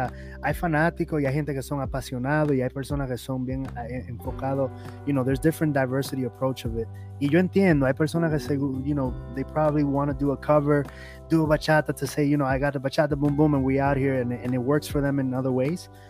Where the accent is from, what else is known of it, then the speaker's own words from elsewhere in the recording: New York City, New York, United States; I was born and raised in New York